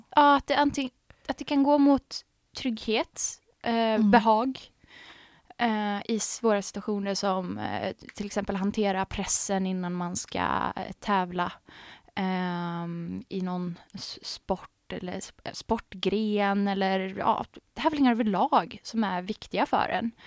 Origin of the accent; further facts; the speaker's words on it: Arvika, Värmland, Sweden; jag är ju uppväxt i Värmland, i Arvika